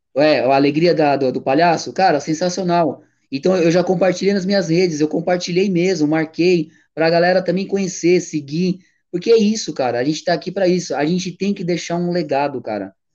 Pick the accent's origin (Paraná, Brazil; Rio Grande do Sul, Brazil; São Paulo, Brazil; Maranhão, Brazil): São Paulo, Brazil; also born or lived in Boituva; eu sou paulistano, sangue puro, São, é, é, São Paulo, né? Eu sou nascido e criado em São Paulo